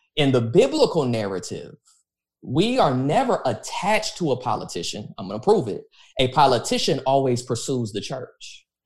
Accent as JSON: {"language": "English", "country": "United States", "said": "I'm an American"}